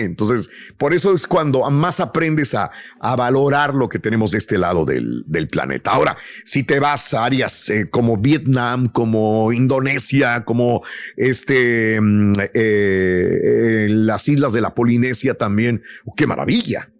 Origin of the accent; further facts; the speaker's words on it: Matamoros, Tamaulipas, Mexico; yo soy de Matamoros, Tamaulipas